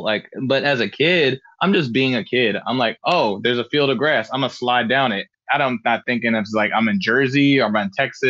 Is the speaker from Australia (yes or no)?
no; Frankfurt, Hesse, Germany; also born or lived in Tacoma, Washington; So I was born in Tacoma, Washington, and I was only there for about 2 months, I would say. My dad got restationed in Germany. So around 2 months old, I just literally flew from Tacoma, Washington all the way to Germany. And I lived in Frankfurt, Germany, and Hanau, Budigen